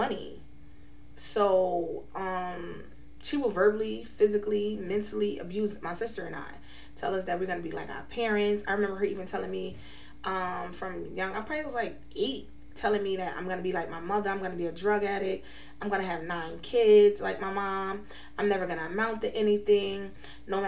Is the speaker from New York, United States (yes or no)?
yes; New York City, New York, United States; now in Scranton, United States; I was born and raised in New York City. I'm currently residing in Scranton, Pennsylvania.